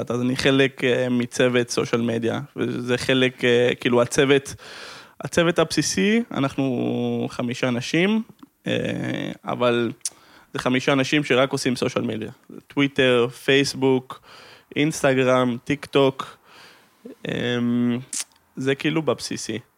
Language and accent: Hebrew; Amsterdam, North Holland, Netherlands; אני גדלתי באמסטרדם, זה היה